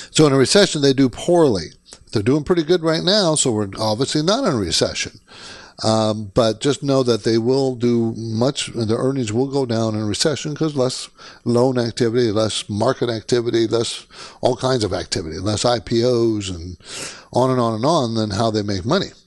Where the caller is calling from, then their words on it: San Francisco, California, United States; I'm calling from San Francisco area